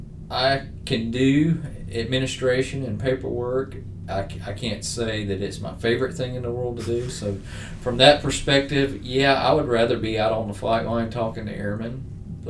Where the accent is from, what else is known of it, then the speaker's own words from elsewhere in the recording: Greenville, South Carolina, United States; I grew up in Southern Baptist churches, being from Greenville, right up the road